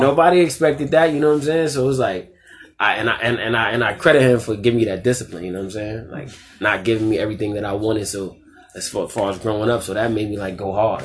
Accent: New York City, New York, United States; we're from Queensbridge, but our restaurant's in Ravenswood

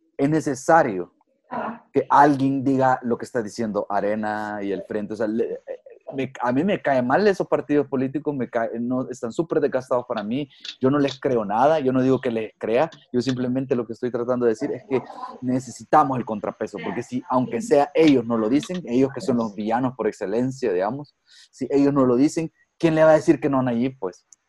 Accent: El Salvador; como salvadoreño o como, como ciudadano

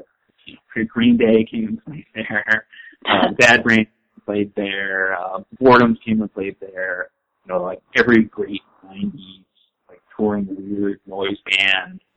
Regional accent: Tucson, Arizona, United States; I was from Tucson.

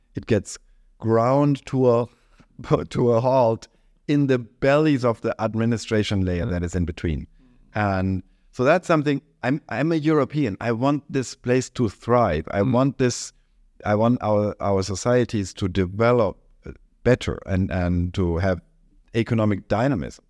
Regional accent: Germany; moved away; this is specifically true in my home country and yours, Germany

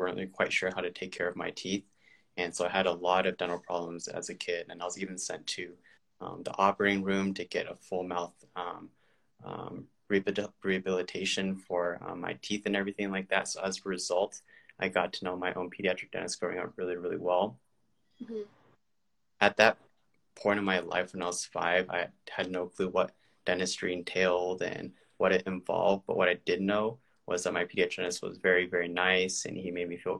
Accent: California, United States; moved away as an adult; now in Milwaukee, United States; I'm originally from California

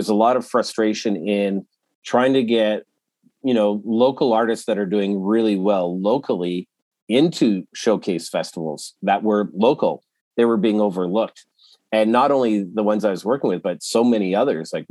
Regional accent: Edmonton, Alberta, Canada; moved away as an adult; also born or lived in Toronto; I grew up in Edmonton, but I moved to Toronto

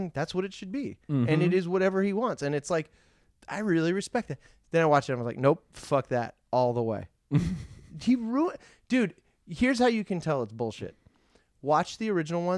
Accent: Virginia Beach, Virginia, United States; moved away; I grew up in Virginia Beach, where there's Oceana, which is a Navy like pilots base

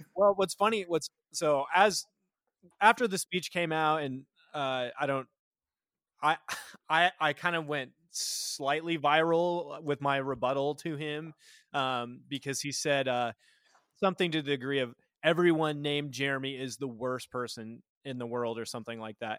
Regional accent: Nebraska, United States; I, am born and raised in Nebraska

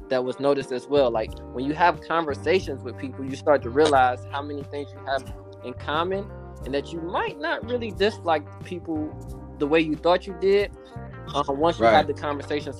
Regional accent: the South, United States; I'm from the South

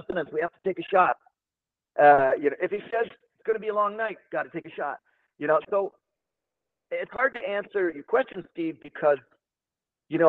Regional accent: Toronto, Ontario, Canada; I'm just a Canadian dude from the west end of Toronto. You know, grew up in the 70s

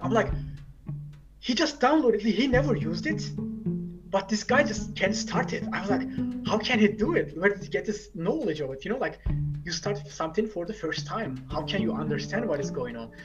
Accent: Turkey; also born or lived in Istanbul; i was born in the biggest city but i grew in one of the smallest places

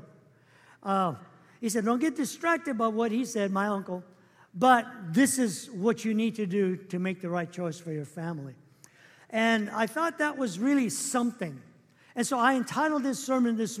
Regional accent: Los Angeles, California, United States; when I grew up, we grew up in East Los Angeles

